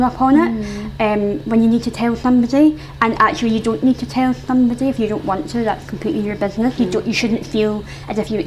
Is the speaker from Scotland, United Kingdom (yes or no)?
yes; Scotland, United Kingdom; accent: Scottish; my Scottish accent